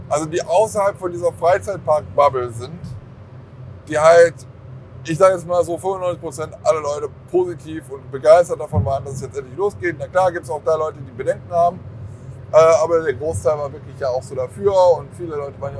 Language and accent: German; Germany; ich komme von ganz irgendwo anders und deswegen, also ich komme zwar aus Deutschland